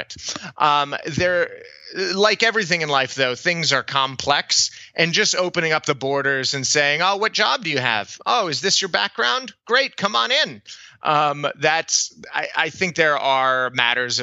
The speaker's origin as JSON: {"language": "English", "town": "El Paso", "region": "Texas", "country": "United States", "tie": "born or raised there", "said": "I grew up in El Paso, Texas"}